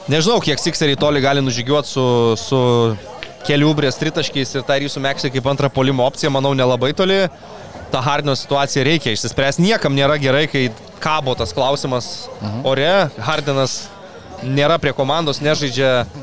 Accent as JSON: {"language": "Lithuanian", "country": "Lithuania", "said": "mes lietuviai"}